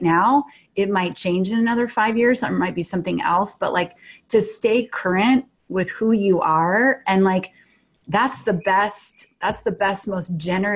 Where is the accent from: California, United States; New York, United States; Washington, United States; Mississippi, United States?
Washington, United States; So I grew up in Washington State in the suburbs, which were very foresty and kind of wild in the 70s